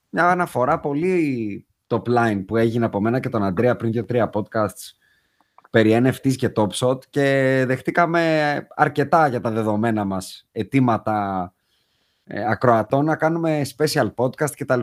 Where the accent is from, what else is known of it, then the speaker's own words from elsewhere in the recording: Athens, Attica, Greece; Εμεί είμαστε και οι τρει από Αθήνα.